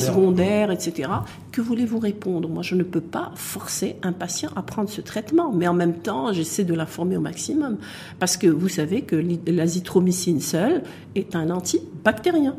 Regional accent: Morocco; chez nous au Maroc

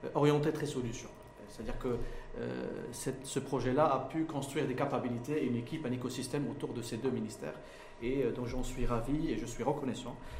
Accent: Morocco; fier en tant que Marocain

